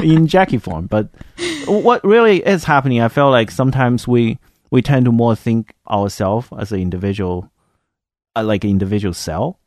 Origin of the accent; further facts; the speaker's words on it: China; now in United States; I grew up in China, if you didn't pick up the accent yet.